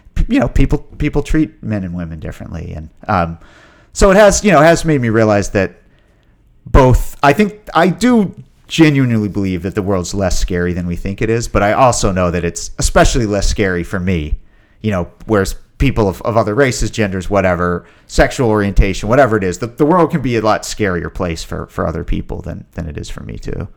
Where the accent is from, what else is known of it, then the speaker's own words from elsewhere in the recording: Ashland, Virginia, United States; moved away as an adult; also born or lived in New York; being back in my hometown that I only really knew from a kid's point of view